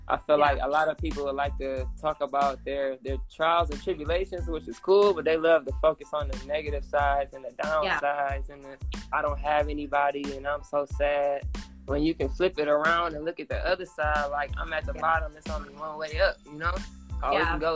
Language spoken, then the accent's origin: English; Detroit, Michigan, United States; I'm from Detroit